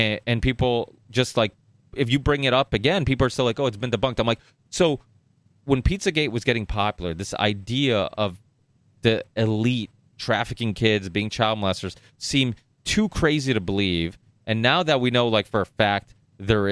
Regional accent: United States; also born or lived in northern Portugal; I came here when I was 4, and I remember growing up in America

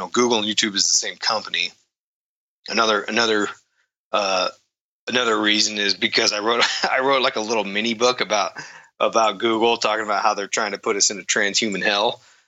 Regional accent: East Coast, United States; moved away; I grew up on the East Coast there

